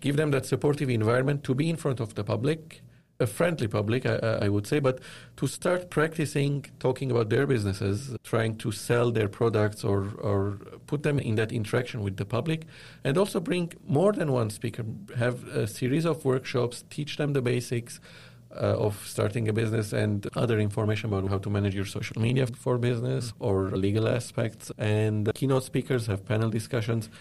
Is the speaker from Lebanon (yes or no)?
yes; Lebanon; moved away as an adult; also born or lived in Dubai, United Arab Emirates; now in Toronto, Canada; I was born and raised in Lebanon